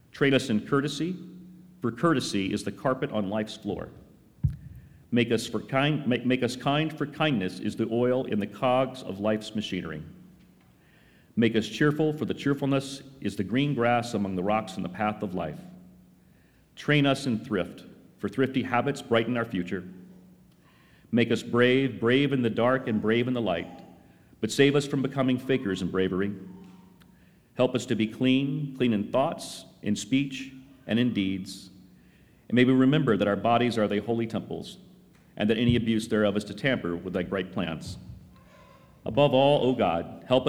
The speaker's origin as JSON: {"language": "English", "region": "North Carolina", "country": "United States", "tie": "born or raised there", "said": "my early days growing up in North Carolina"}